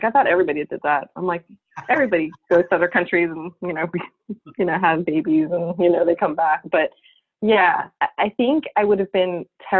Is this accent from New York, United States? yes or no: yes; Long Island, New York, United States; also born or lived in San Salvador, El Salvador; I actually grew up on Long Island, New York, but my mom is from El Salvador. My dad's from Puerto Rico